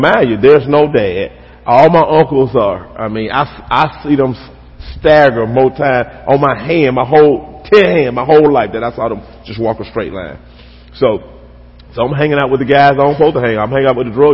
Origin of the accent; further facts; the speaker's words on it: West Alabama, United States; I grew up here in Alabama. Grew up in a small town, out west, toward West Alabama